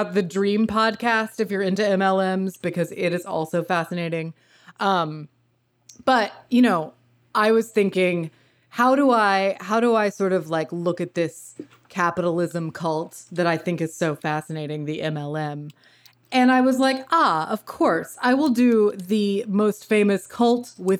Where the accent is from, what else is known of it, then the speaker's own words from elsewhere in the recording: New York, United States; So as a New Yorker, it is my duty to name one of New York State's very own cults